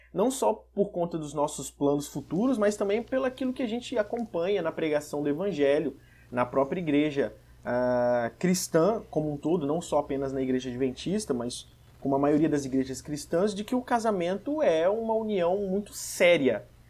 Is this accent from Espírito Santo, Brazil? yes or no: yes; Vitória, Espírito Santo, Brazil; eu sou de Vitória, no Espírito Santo